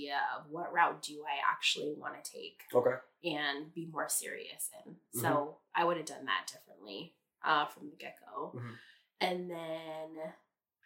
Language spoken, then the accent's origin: English; Seattle, Washington, United States; I'm from North Seattle.